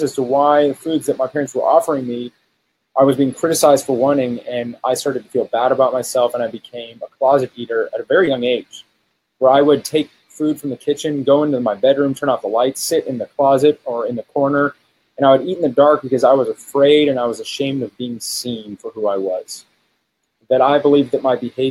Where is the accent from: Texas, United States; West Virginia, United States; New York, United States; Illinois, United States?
Texas, United States; So I grew up in Texas